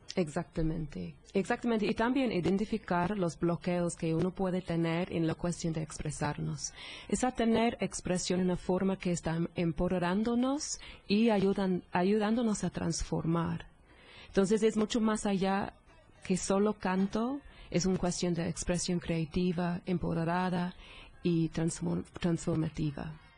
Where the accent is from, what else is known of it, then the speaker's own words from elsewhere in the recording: England, United Kingdom; Spanish is a second language; moved away; Soy, soy de Inglaterra, soy, soy inglesa